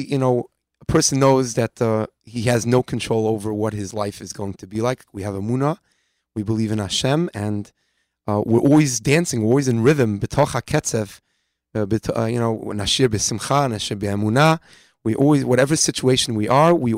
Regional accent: New York City, New York, United States; I'm from Far Rockaway myself

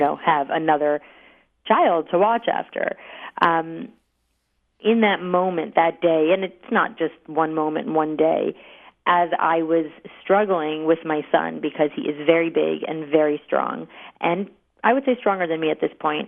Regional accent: New York, United States; growing up in New York

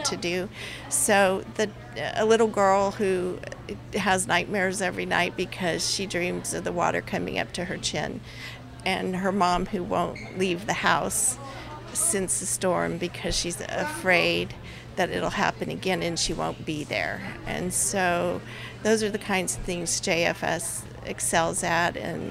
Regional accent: El Paso, Texas, United States; now in Houston, United States; I'm from El Paso

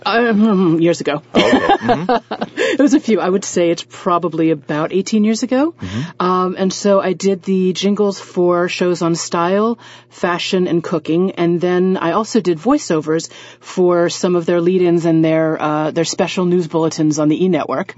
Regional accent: Washington, District of Columbia, United States; moved away as an adult; now in New York, United States; I studied voice at the Kennedy Center in Washington, D.C., which is my hometown.

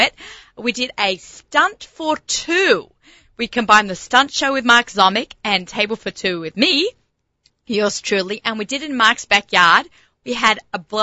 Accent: Australia; accent: Australian; also born or lived in Lower East Side, New York; now in United States; I came here as an immigrant

